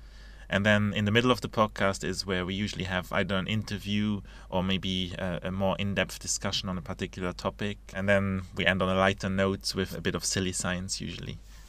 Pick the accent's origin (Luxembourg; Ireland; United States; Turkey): Luxembourg; English is a second language; moved away as an adult; also born or lived in Edinburgh, United Kingdom; now in United Kingdom; I'm from Luxembourg originally.